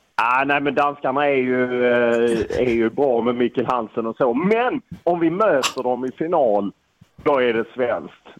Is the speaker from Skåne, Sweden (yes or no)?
yes; Lund, Skåne, Sweden; jag är från Lund